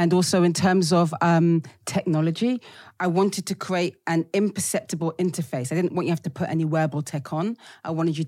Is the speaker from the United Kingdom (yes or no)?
yes; United Kingdom; Even though I'm like a British black chick, the kind of global black experience, what happens in America, really resonates with us black British people.